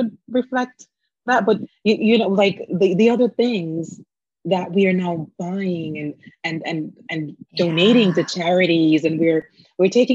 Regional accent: Jamaica; now in United States; my background as a Jamaican, and that is the foundation of my upbringing.

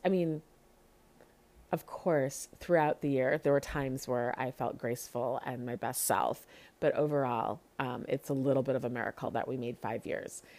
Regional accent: Chicago, Illinois, United States; now in Lawrence, United States; I'm from Chicago

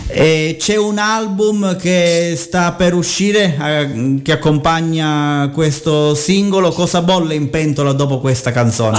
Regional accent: Sicily, Italy; dalle nostre parti in Sicilia

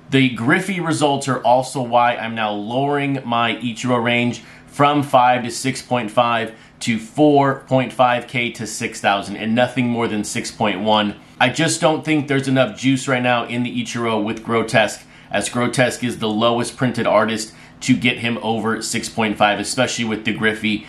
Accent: West Texas, United States; where I was raised, growing up in West Texas, being Hispanic

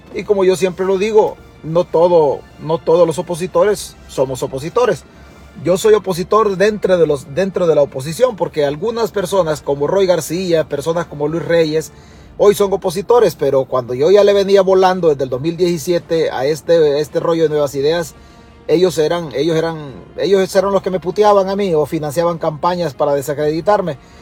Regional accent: El Salvador

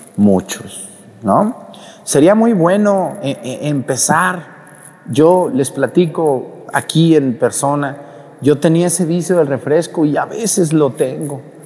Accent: Mexico; now in Acatlán, Mexico; cuando fui a mi pueblo en Mestigacán

